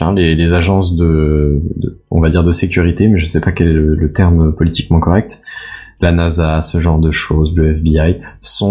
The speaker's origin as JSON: {"language": "French", "country": "France", "accent": "French", "said": "mon accent euh, français"}